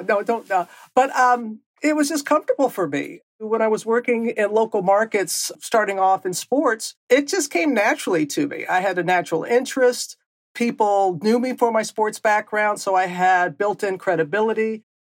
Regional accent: Mississippi Gulf Coast, United States; moved away; growing up on the Gulf Coast

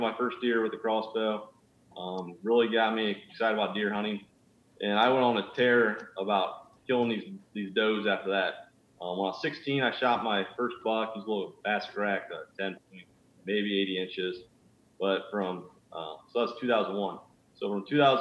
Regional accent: Northwest Ohio, United States; I'm from Northwest Ohio. I was always an outdoors kid. Growing up, my family didn't really deer hunt at all

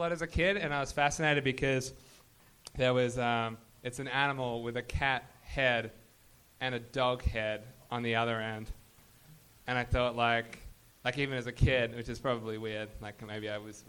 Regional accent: Australia; I mean, I'm from Australia, I don't know if it's different here or whatever

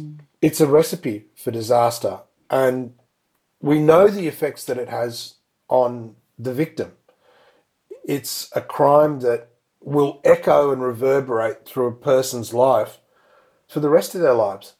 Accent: India; now in Australia; went to my home country, India

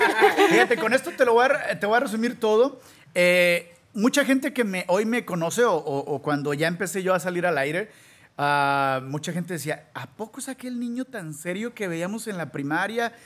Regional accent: Guadalajara, Jalisco, Mexico; moved away as an adult; also born or lived in Sinaloa; now in United States; Nacido en, fíjate que soy de Sinaloa, pero ahí he vivido toda mi vida en, en, Guadalajara

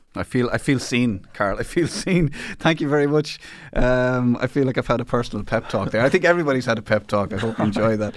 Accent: Ireland; as an Irish person

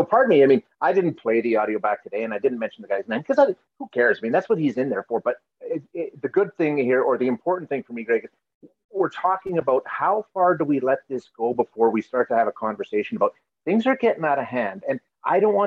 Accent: Alberta, Canada; I'm born and raised in Alberta

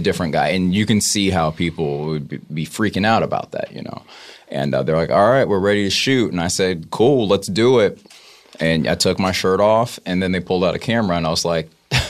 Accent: the South, United States; I'm from the South

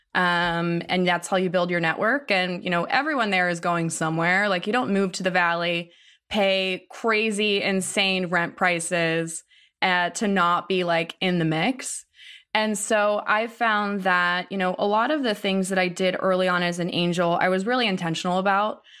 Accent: Ohio, United States; I grew up in Ohio

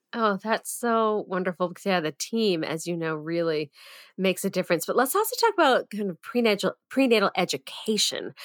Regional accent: Andover, Massachusetts, United States; also born or lived in Boston, Massachusetts; I grew up in Andover

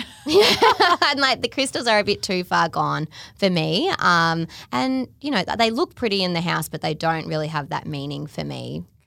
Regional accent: Melbourne, Victoria, Australia; I grew up in Melbourne

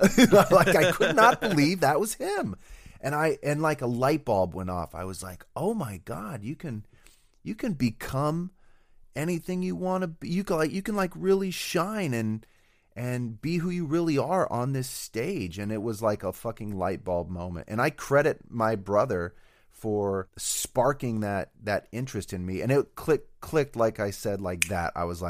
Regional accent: Denver, Colorado, United States; also born or lived in Reno / Iowa; So I was born in Reno. My parents divorced. My mom moved to Denver, where me and my older brother spent most of our schooling years.

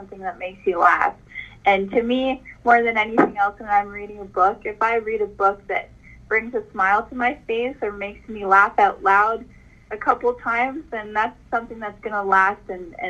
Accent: Canada; As a Canadian girl

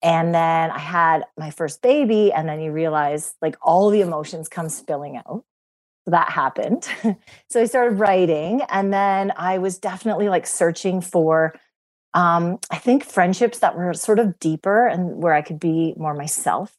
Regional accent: Cranbrook, British Columbia, Canada; I grew up in Cranbrook, a small town in Canada

